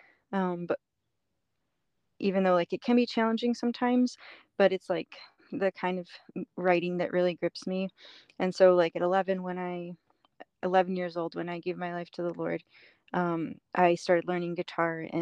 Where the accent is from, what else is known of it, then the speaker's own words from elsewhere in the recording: Chicago suburbs, Illinois, United States; moved away as an adult; also born or lived in upstate New York; I grew up in the Chicago suburbs until I was 18. And then I moved to upstate New York.